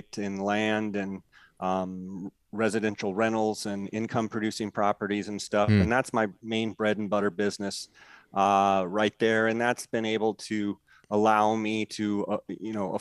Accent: Arizona, United States; also born or lived in California; I was born in California, but moved over here when I was one. And so I feel like I'm an Arizona native.

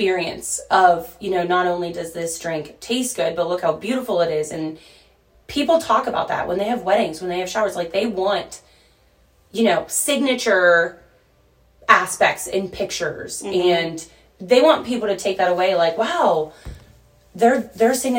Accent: Monroeville, Pennsylvania, United States; I'm from Monroeville.

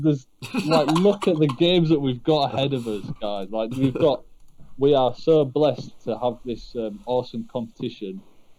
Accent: England, United Kingdom; as an English person.

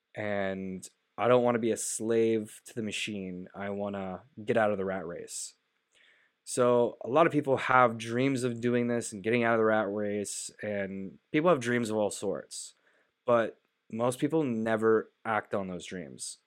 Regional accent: Canada; as a Canadian

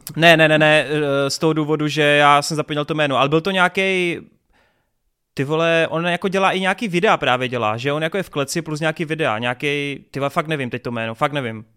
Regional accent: Brno, South Moravian Region, Czechia; jsem z Brna

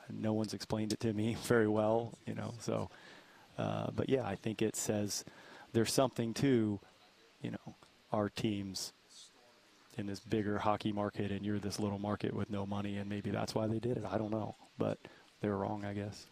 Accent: East Coast, United States; moved away; also born or lived in Dallas; I grew up on the East Coast

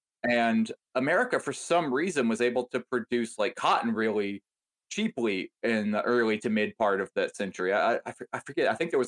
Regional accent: the South, United States; Dude, I grew up in the South

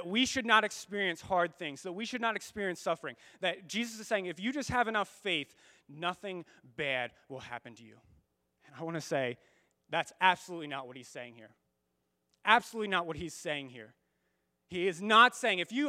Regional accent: United States; as American Christians

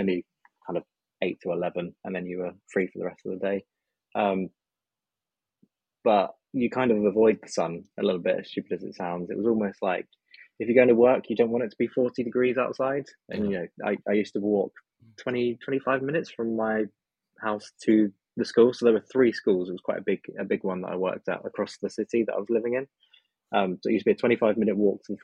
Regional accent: England, United Kingdom; also born or lived in Alcoy, Spain / Barcelona, Spain; as an English person

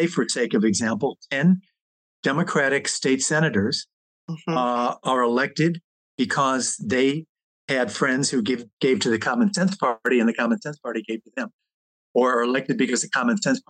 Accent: Chicago, Illinois, United States; moved away; I grew up in Chicago

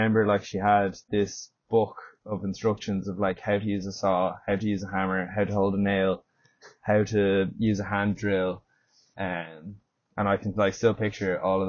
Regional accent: Howth, Leinster, Ireland; Originally, I'm from Dublin, mm-hmm. Grew up in Howth

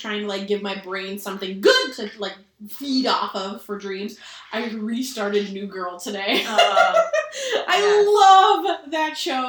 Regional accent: Minnesota, United States; I'm Minnesotan

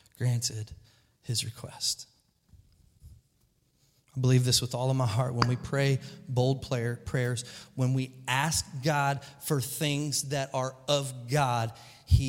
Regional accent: Kentucky, United States; I'm a goober from Kentucky

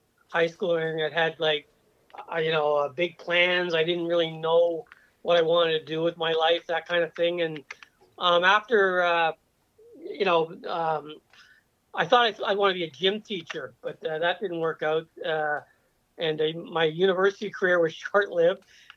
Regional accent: Toronto, Ontario, Canada; Etobicoke is my hometown

